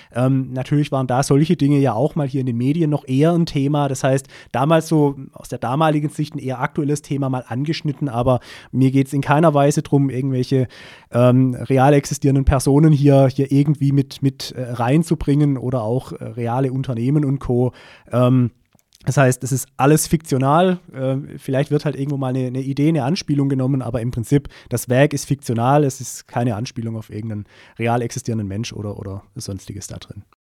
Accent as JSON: {"language": "German", "town": "Pforzheim", "region": "Baden-Württemberg", "country": "Germany", "tie": "born or raised there", "lives_now": "Keltern, Germany", "said": "Ich komme hier gebürtig auch aus Pforzheim, also bin quasi ein echtes Kind der Stadt"}